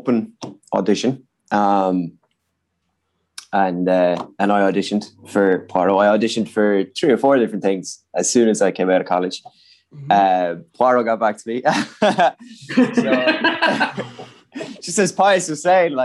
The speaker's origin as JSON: {"language": "English", "town": "Limerick", "region": "Munster", "country": "Ireland", "tie": "born or raised there", "said": "growing up in Limerick"}